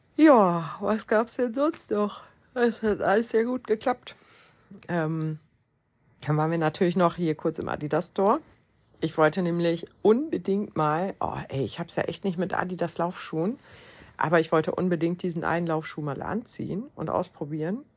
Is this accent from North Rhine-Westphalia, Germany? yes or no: no; Lower Saxony, Germany; Aber ich komme ja aus Niedersachsen